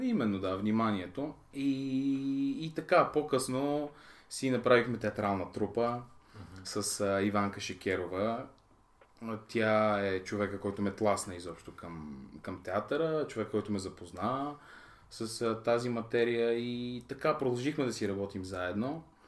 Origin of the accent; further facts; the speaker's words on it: Ivaylovgrad, Haskovo Province, Bulgaria; аз съм роден в Хасково, израснал съм в Ивайловград, едно малко, красиво и спокойно градче.